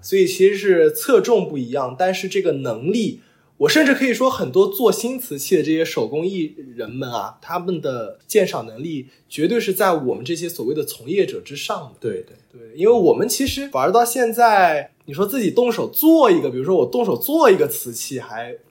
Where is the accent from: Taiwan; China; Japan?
China; Lishui, Zhejiang; now in London, United Kingdom; 我老家是浙江丽水沁源县